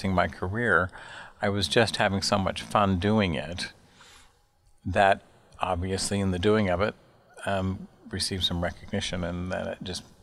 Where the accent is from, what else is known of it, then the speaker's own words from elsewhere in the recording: Salt Lake City, Utah, United States; moved away as an adult; also born or lived in Chicago; now in New York, United States; I'm from Salt Lake City, Utah. I grew up in the Mountain West of the United States